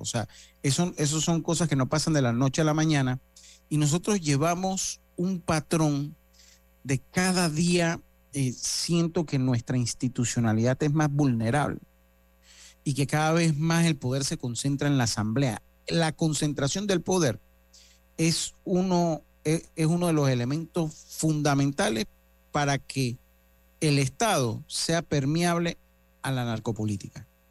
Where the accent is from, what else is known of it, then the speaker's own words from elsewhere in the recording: Panama; como panameño